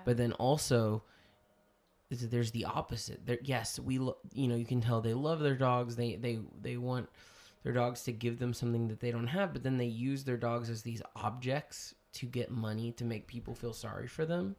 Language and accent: English; United States; I'm saying that as an American.